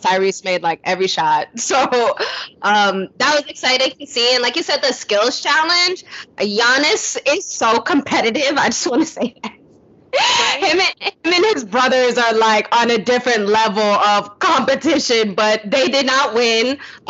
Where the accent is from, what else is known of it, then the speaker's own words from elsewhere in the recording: New York, United States; Like, you know, I'm a New Yorker at heart.